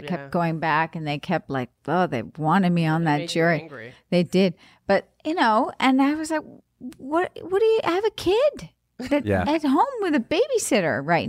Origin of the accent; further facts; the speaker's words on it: Montreal, Quebec, Canada; now in United States; And I'm from NDG.